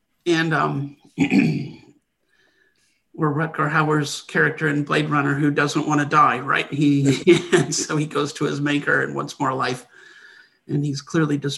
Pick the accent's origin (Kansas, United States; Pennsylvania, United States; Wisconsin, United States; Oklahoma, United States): Wisconsin, United States; I grew up in Wisconsin